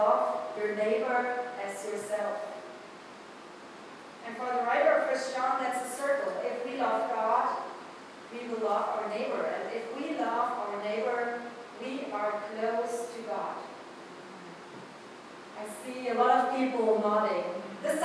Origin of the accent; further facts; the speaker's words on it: Germany; accent: German; English is a second language; moved away as an adult; now in Westfield, United States; I'm a pastor from Germany, moving a couple years ago to Westfield, Ohio. So you will hear probably this morning a sermon with a little bit German accent